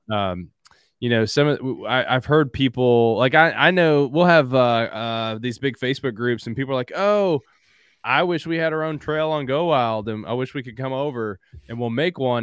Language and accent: English; Southeastern Kentucky, United States; also born or lived in Louisville, Kentucky / Tennessee; born and raised in Southeastern Kentucky, currently live in Louisville.